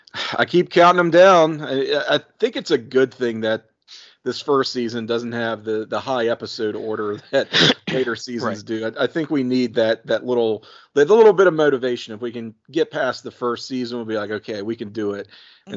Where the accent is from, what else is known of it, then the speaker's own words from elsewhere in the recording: Virginia, United States; I grew up